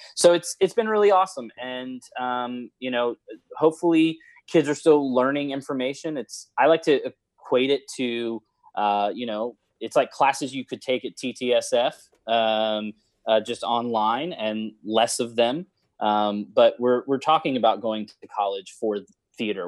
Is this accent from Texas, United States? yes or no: yes; Houston, Texas, United States; also born or lived in The Woodlands, Texas; I grew up in West Side of Houston